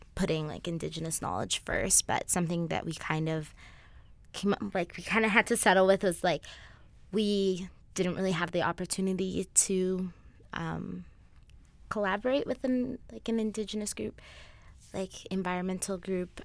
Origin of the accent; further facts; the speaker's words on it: Kenya; now in Alberta, Canada; I'm not from here. I'm from Kenya